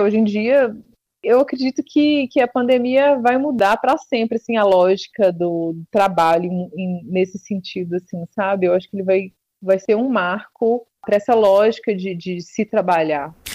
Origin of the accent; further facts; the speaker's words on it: Serro, Minas Gerais, Brazil; now in Campinas, Brazil; a minha cidade, que é a penúltima cidade da Estrada Real, que é o Cerro